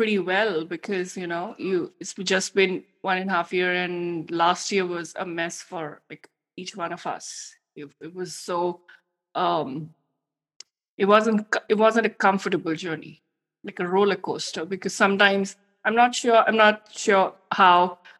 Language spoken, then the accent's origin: English; India; English is a second language; because we are both Indian women and we know it's tough to, you know, scale in an international audience.